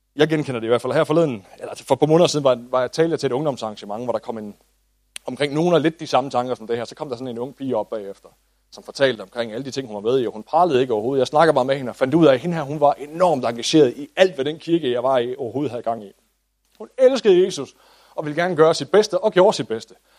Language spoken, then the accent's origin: Danish; Denmark